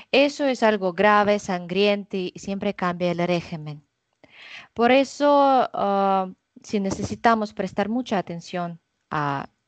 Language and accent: Spanish; Russia; Spanish is a second language; soy rusa 100%